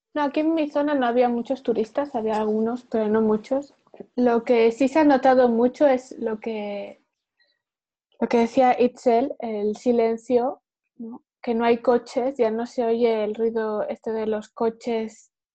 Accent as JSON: {"language": "Spanish", "town": "Huesca", "region": "Aragon", "country": "Spain", "also_born_or_lived": "Rotterdam, Netherlands", "moved": "as an adult", "lives_now": "Netherlands", "said": "Vengo de España, de Huesca."}